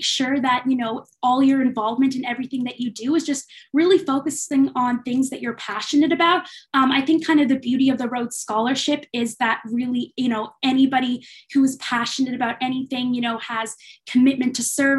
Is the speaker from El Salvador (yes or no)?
no; St. John's, Newfoundland and Labrador, Canada; moved away as an adult; also born or lived in Kingston; I'm originally from St. John's, Newfoundland